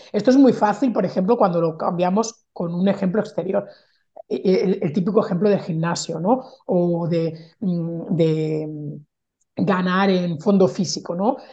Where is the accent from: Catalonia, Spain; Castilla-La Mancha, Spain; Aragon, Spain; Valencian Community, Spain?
Catalonia, Spain; Barcelona; moved away as an adult; now in France; yo soy mm, de Barcelona, pero vivo en Francia desde hace 14 años